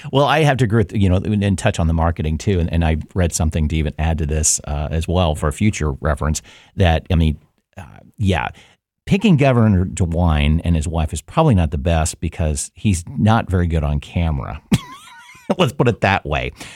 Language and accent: English; Mercer County, Ohio, United States; I grew up in Mercer County, and that Mercer County is rural uh, agricultural based